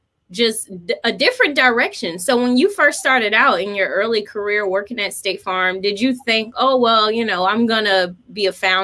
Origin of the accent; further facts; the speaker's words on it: Jacksonville, Florida, United States; my hometown